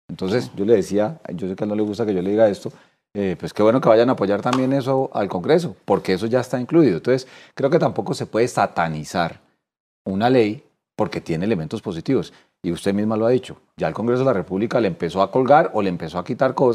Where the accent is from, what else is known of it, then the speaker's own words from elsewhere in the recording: Colombia; Entonces nosotros como colombianos, más allá de esta discusión, tenemos que dar el debate